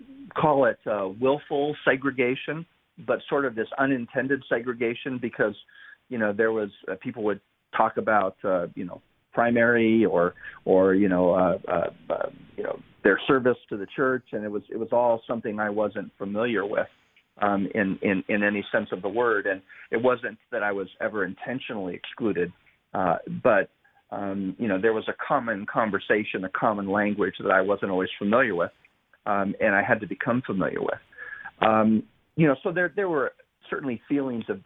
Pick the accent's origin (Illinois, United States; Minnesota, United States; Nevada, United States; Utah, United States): Utah, United States; also born or lived in Orléans, France; I've spent my entire life in Utah. I was born in France